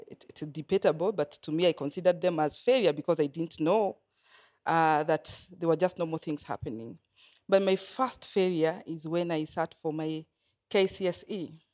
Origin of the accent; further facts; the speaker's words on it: Nyeri, Nyeri County, Kenya; also born or lived in Coast, Kenya; I grew up in Nyeri. I was born in Nyeri